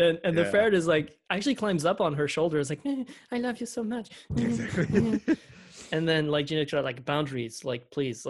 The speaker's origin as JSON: {"language": "English", "town": "Philadelphia", "region": "Pennsylvania", "country": "United States", "accent": "Philly", "said": "That's like my Philly accent."}